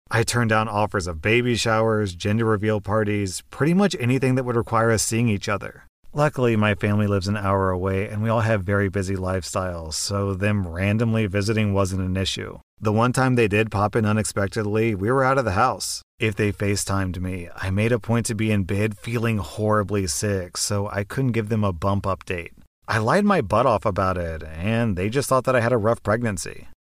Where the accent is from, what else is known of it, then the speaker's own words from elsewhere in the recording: United States; I'm an American